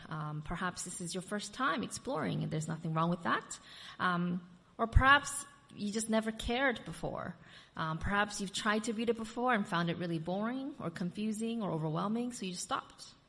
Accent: United States; moved away; I'm also from America

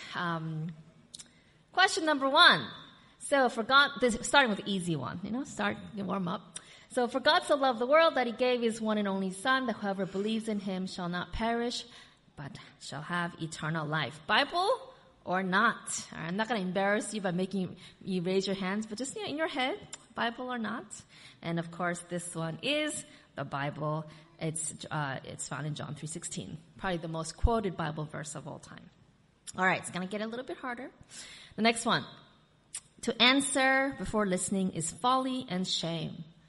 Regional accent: United States; moved away; I'm also from America

